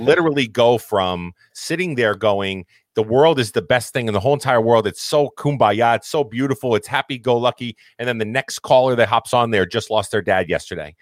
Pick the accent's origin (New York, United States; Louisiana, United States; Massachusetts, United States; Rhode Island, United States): Massachusetts, United States; I'm from Massachusetts, we all spoke our mind